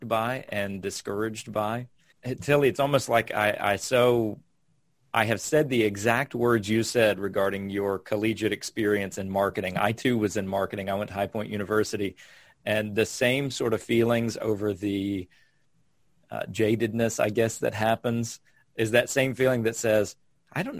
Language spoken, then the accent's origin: English; North Carolina, United States; moved away as an adult; also born or lived in Ghana; I grew up in North Carolina living outside